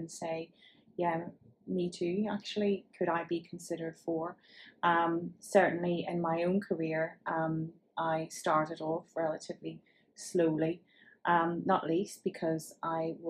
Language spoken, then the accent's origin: English; Northern Ireland, United Kingdom; given from my accent. You can tell I hail from Northern Ireland